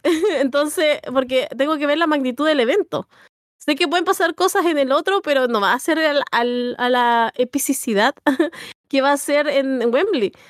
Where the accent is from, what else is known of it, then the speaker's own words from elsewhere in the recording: Chile; yo esto lo voy a decir como bien chileno